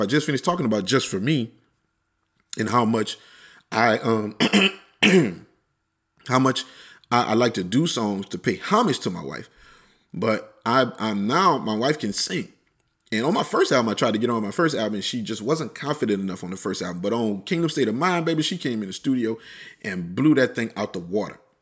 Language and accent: English; Plaquemine, Louisiana, United States; moved away; Plaquemine, wh-, which is my hometown.